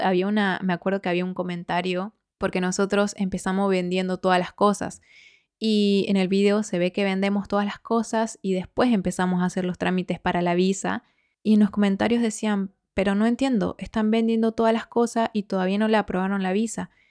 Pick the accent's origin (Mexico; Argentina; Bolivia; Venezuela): Argentina; moved away as an adult; now in Spain